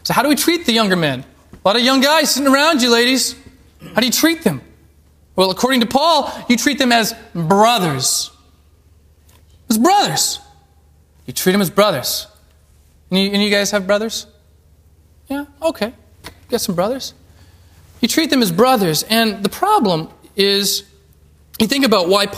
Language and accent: English; Alaska, United States; moved away; I'm from Alaska